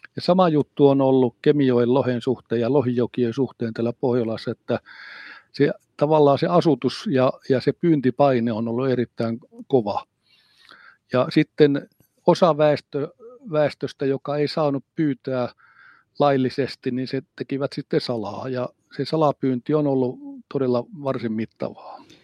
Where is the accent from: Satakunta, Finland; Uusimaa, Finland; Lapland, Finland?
Lapland, Finland; Pelkosenniemi; moved away as an adult; also born or lived in southern Finland; now in Rovaniemi, Finland; Mä oon kotoisin niemeltä. Pelkosenniemen ylipäästä, joka on pari kilometriä siitä keskustasta kirkolta, niin sinne Savukosken suuntaan. Ja siinä mä olen aivan joen rannassa viettänyt lapsuuteni